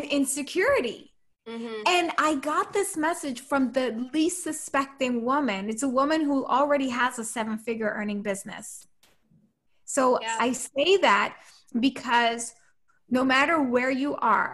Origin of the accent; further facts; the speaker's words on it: New York City, New York, United States; I'm from New York City